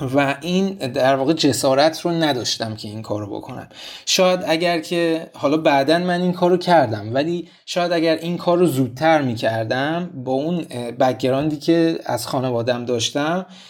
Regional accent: Tehran, Tehran Province, Iran; من توی منطقه هفت تهران بزرگ شدم

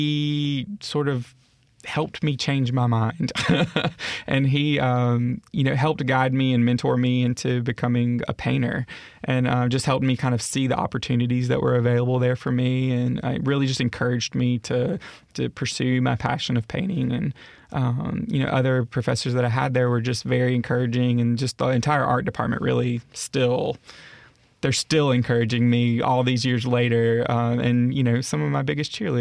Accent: Laurel, Mississippi, United States; also born or lived in Meridian, Mississippi / Southeast US / Fairhope, Alabama; growing up in Laurel was, it was such a cool experience

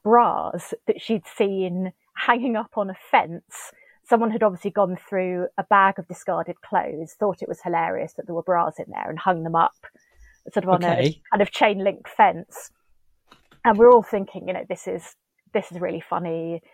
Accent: Steyning, South East England, United Kingdom; moved away as an adult; now in London, United Kingdom; Yeah, so I was born and brought up in West Sussex, about sort of 20 miles northwest of Brighton. Mm-hmm. So grew up near the River Ader, actually, just sort of on the outskirts of a village called Stenning. Moved to London to go to university when I was 19.

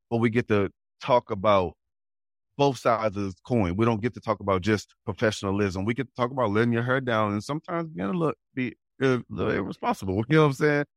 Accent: St. Louis, Missouri, United States; the neighborhood I, I grew up in in Saint Louis

